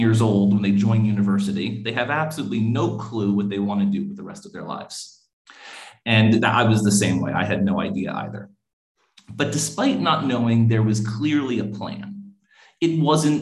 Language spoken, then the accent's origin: English; New York City, New York, United States; moved away as an adult; now in Nairobi, Kenya; I grew up in New York City in the United States, actually right in Manhattan